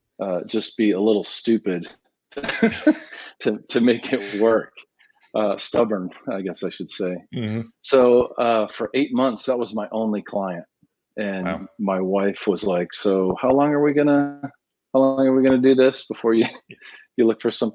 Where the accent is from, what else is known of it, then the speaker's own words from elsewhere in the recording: New England, United States; now in Austin, United States; Growing up in New England, I speak that language well, that Victorian stick look.